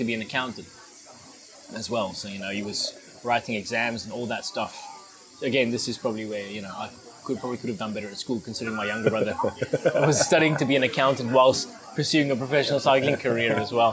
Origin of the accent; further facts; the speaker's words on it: Bloemfontein, Free State, South Africa; moved away as an adult; now in Perth, Australia; My youngest brother is still in my hometown, Bloemfontein